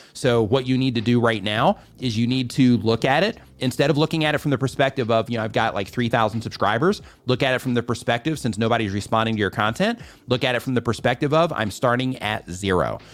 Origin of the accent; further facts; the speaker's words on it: Midwest, United States; I grew up in the, in the Midwest